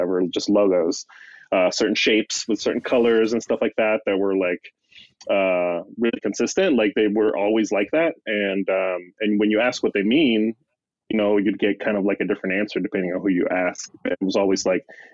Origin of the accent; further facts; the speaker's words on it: Mexico; I'm growing up in Mexico